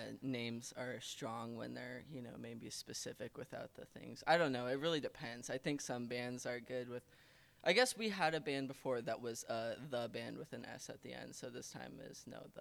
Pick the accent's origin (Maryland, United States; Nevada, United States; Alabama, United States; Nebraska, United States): Nebraska, United States; moved away as an adult; now in Olympia, United States; I'm from Nebraska. Just moved here a year ago. It's been really awesome. But now we live here. We're Olympians now.